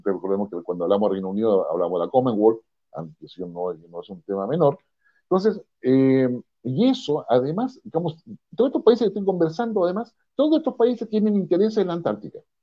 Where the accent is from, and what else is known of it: Chile